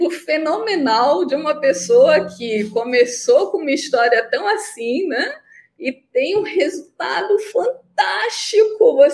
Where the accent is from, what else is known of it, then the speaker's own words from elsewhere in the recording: North Region, Brazil; Sim, eu sou nortista.